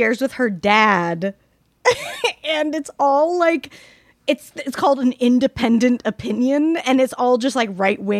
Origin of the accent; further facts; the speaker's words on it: Salt Lake City, Utah, United States; I grew up in Salt Lake City, so I grew up with a lot of Mormons.